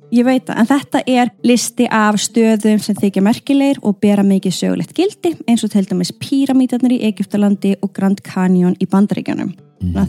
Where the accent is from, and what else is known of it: Iceland